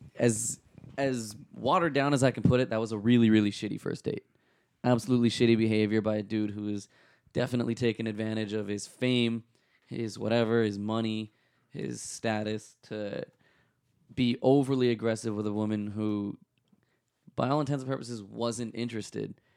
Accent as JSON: {"language": "English", "town": "Toronto", "region": "Ontario", "country": "Canada", "tie": "born or raised there", "said": "I was born in Scarborough General"}